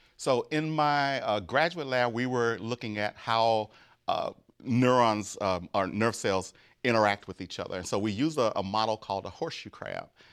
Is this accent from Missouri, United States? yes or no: no; Grambling, Louisiana, United States; moved away; I'm from Grambling, Louisiana, which is the home of Grambling State University